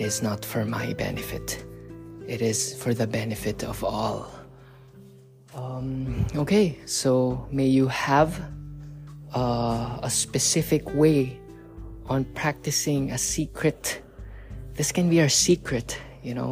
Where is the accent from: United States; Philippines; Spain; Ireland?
Philippines; moved away; back in the Philippines. In my home country